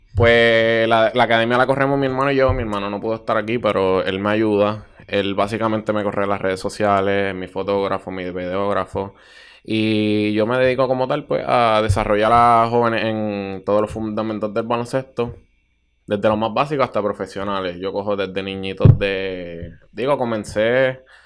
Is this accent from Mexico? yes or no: no; Bayamón, Puerto Rico; soy de Bayamón eh, naturalmente, actualmente vivo en Bayamón